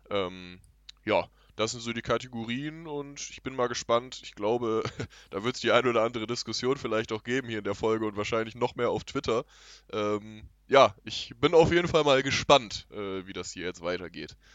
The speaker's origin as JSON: {"language": "German", "country": "Germany", "said": "ich bin selber Deutscher"}